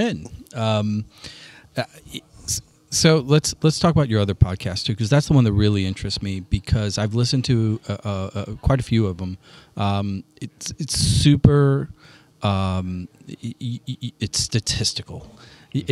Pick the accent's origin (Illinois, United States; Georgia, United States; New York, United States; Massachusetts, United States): Illinois, United States; Granite City; my hometown. We couldn't support a Starbucks. A Starbucks failed in Granite City